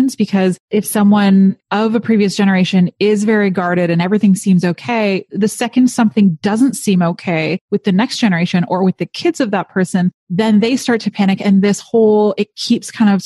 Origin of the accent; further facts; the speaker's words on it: Canada; I'm Canadian